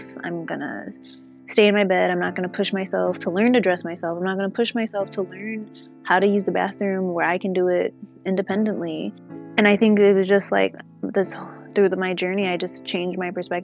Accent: Chicago, Illinois, United States; I'm from Chicago. So I grew up with my twin sister and my mom and my dad

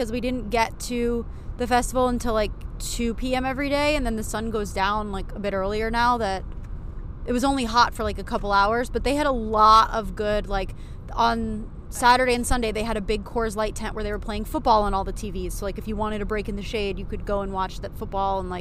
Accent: Buffalo, New York, United States; moved away; I live down here now, but I'm from the Buffalo area

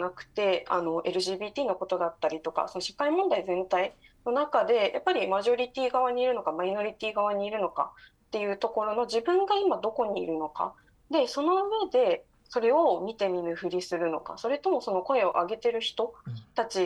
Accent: Okinawa, Japan; 私はその沖縄県出身だって沖縄にルーツがある人

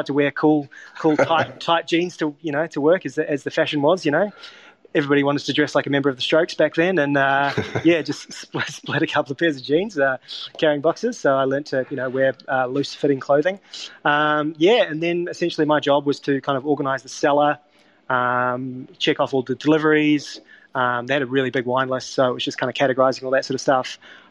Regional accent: Wellington, New Zealand; So I grew up in Wellington and in New Zealand, and I was lucky enough to, as a child, spend a bit of time in Europe.

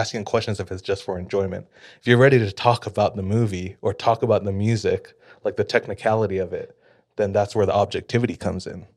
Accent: Hawaii, United States; moved away; I'm from Hawaii

